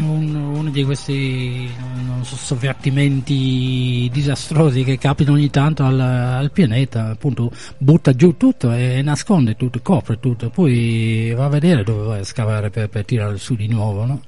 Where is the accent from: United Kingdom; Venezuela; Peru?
United Kingdom; England; moved away; come inglese